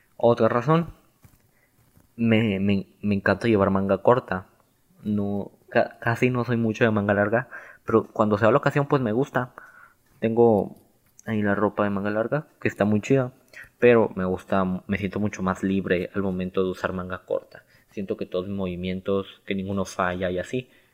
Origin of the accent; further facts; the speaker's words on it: Mexico; como celebraríamos un día de independencia, un día aquí en México